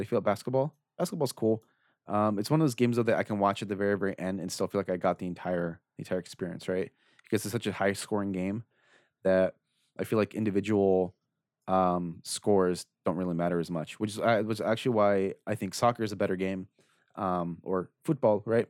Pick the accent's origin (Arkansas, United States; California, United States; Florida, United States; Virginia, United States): California, United States; Orange County; I'm from Orange County